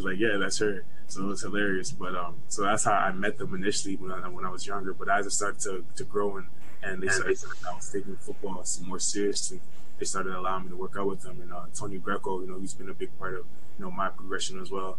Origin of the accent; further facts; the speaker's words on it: Ottawa, Ontario, Canada; moved away as an adult; I was in Ottawa, my hometown